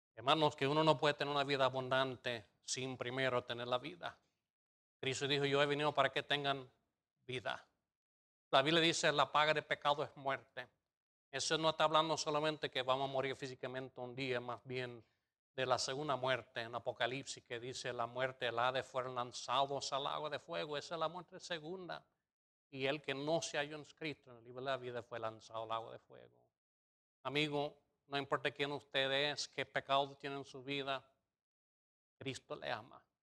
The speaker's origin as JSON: {"language": "Spanish", "country": "United States", "moved": "yes", "said": "soy gringo"}